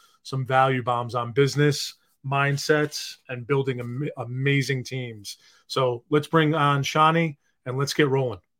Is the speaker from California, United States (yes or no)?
no; New York, United States; I'm a New Yorker